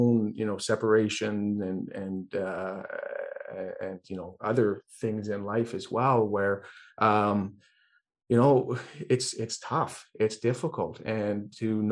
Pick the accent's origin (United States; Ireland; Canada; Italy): Ireland; I'm Irish